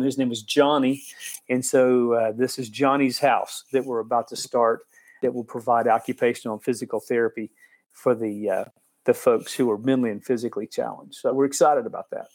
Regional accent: Dallas, Texas, United States; moved away as an adult; now in Haiti; I grew up in Dallas

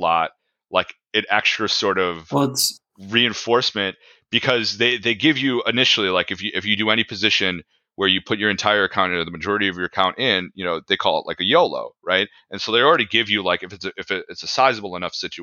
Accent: Naperville, Illinois, United States; I grew up in Naperville

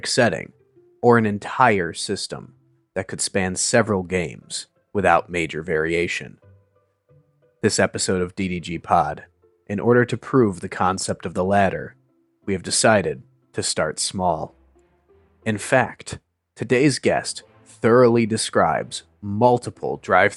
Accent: Midwest, United States; moved away; being originally from the Midwest myself as well

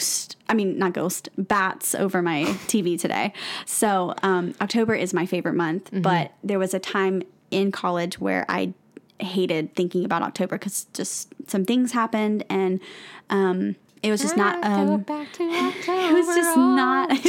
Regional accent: the South, United States; accent: southern; my southern accent

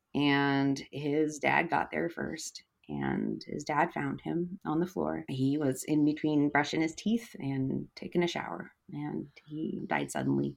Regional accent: Eugene, Oregon, United States; moving back to my hometown of Eugene, Oregon.

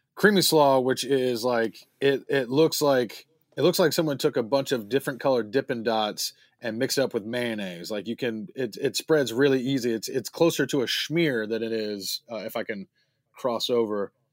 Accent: High Point, North Carolina, United States; moved away as an adult; also born or lived in Greensboro, North Carolina / Winston-Salem, North Carolina; now in Los Angeles, United States; I was raised in High Point, North Carolina, and I went to, I went to college in Winston-Salem, North Carolina.

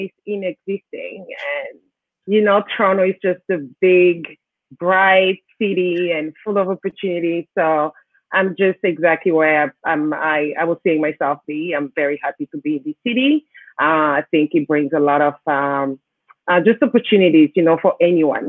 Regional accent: Kribi, South, Cameroon; now in Canada; That's my hometown. It's called Kribi.

